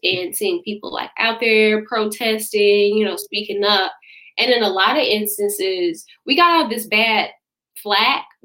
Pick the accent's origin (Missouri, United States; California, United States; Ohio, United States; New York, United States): Missouri, United States; St. Louis; born or raised there